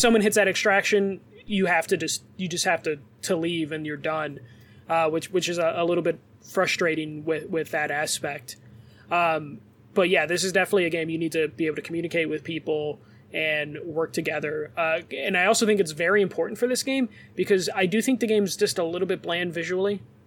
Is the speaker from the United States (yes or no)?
yes; Chicago, Illinois, United States; accent: Chicago; my Chicago accent